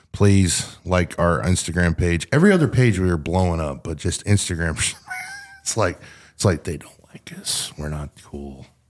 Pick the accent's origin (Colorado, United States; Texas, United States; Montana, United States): Texas, United States; Sanger; where I grew up in Sanger